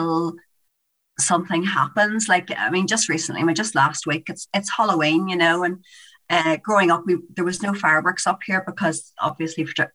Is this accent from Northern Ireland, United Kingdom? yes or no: yes; Newry, Northern Ireland, United Kingdom; also born or lived in Holywood, County Down; I grew up in Hollywood, which is a really nice area on the outside of Belfast